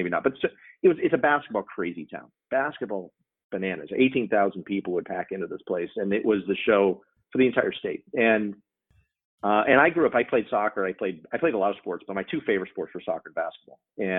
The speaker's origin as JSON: {"language": "English", "town": "Albuquerque", "region": "New Mexico", "country": "United States", "tie": "born or raised there", "said": "I grew up in Albuquerque, New Mexico"}